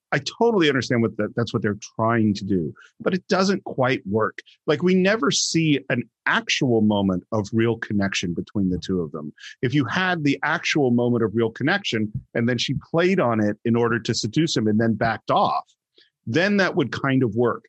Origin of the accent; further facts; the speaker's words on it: San Francisco Bay Area, California, United States; I grew up in the San Francisco Bay Area in the 70s after the hippie movement.